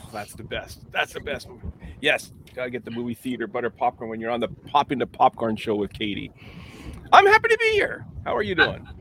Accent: Winnipeg, Manitoba, Canada; it's in my hometown

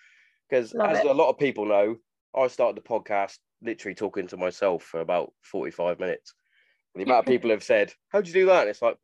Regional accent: Hereford, West Midlands, United Kingdom; I'm from Hereford.

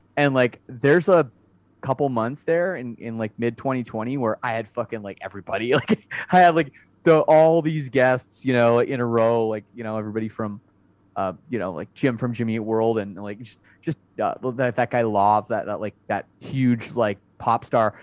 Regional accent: Canada; As a Canadian, I, I feel pretty, pretty lucky that I'm Canadian

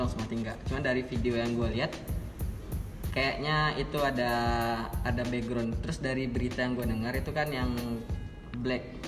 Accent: Padang, West Sumatra, Indonesia; gue asli Padang Nias

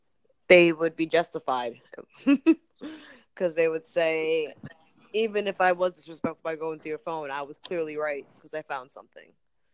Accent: New York, United States; I'm from New York. Oh. I'm an East Coast girl.

